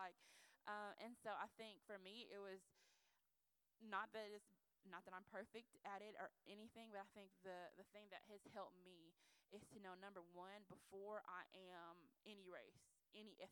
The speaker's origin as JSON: {"language": "English", "country": "United States", "tie": "born or raised there", "said": "being Nigerian American"}